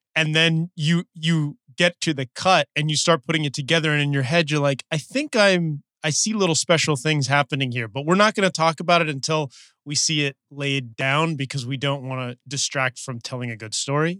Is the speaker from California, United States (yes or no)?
yes; Los Angeles, California, United States; we're both from Los Angeles